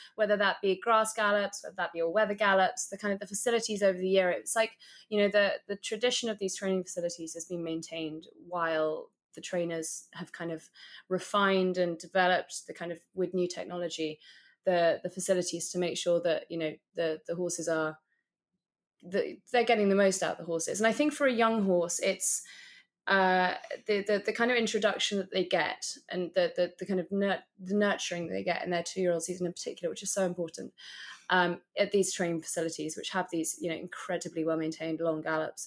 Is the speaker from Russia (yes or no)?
no; London, United Kingdom; I, am actually a born and bred Londoner